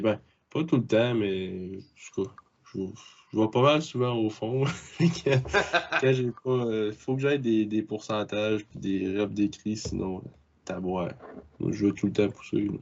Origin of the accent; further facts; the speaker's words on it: Bas-Saint-Laurent, Quebec, Canada; je viens ben, du Bas-Saint-Laurent comme Charlie